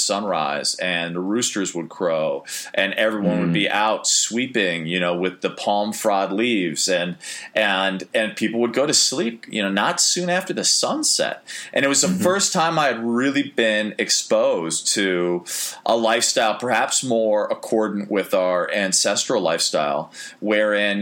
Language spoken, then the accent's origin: English; Chicago, Illinois, United States; moved away as an adult; also born or lived in Maine; growing up in Chicago, where the winters could be particularly brutal and dark